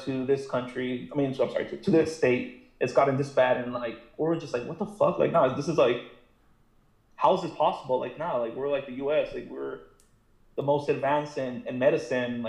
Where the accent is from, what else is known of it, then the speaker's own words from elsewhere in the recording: Los Angeles, California, United States; moved away as an adult; now in Washington, United States; I'm originally from the Los Angeles area. I am in Washington living right now. I'm stationed over here